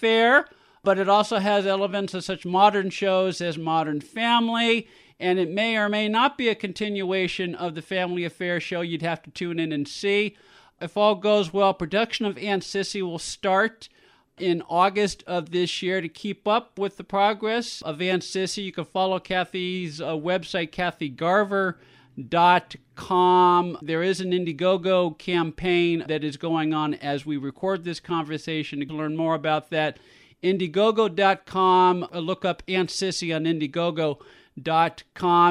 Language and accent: English; San Francisco, California, United States; I grew up in San Francisco.